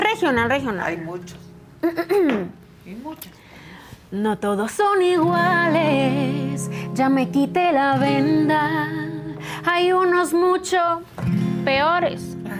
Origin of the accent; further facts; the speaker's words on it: San Luis Río Colorado, Sonora, Mexico; moved away as an adult; now in Mexico City, Mexico; Yo soy de San Luis de Colorado, pero tiene 11 años que me vine aquí a Ciudad de México